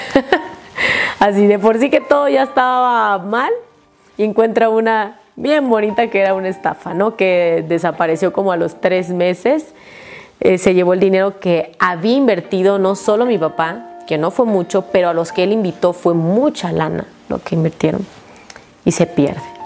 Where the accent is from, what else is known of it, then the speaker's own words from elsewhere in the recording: Jalpa de Méndez, Tabasco, Mexico; porque vivo, soy de Tabasco, allá se da muchísimo el mango